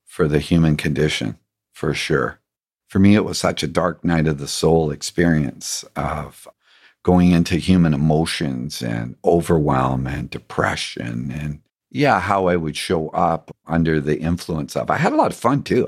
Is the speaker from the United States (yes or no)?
no; England, United Kingdom; growing up in England